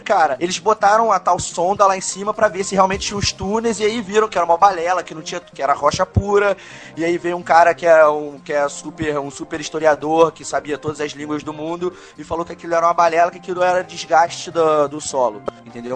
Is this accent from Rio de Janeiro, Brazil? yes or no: yes; Petrópolis, Rio de Janeiro, Brazil; eu nasci em Petrópolis. Petrópolis. Eu sou de Petrópolis